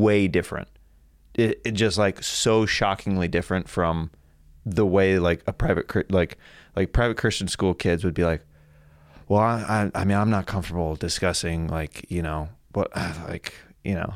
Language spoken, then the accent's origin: English; Kansas, United States; I'm from Kansas, we had tornado drills as well